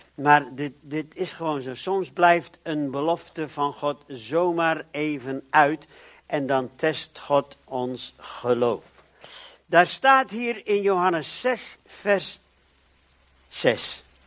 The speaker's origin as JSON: {"language": "Dutch", "country": "Netherlands", "said": "ik ben ook een Nederlander"}